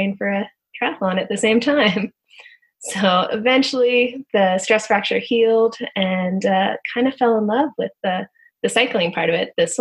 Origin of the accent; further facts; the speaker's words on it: Canada; moved away as an adult; also born or lived in Texas, United States; being a Canadian down in the U.S.